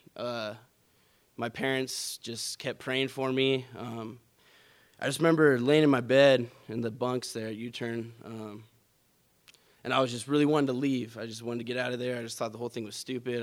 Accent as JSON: {"language": "English", "region": "California", "country": "United States", "tie": "born or raised there", "moved": "yes", "said": "born and raised in California"}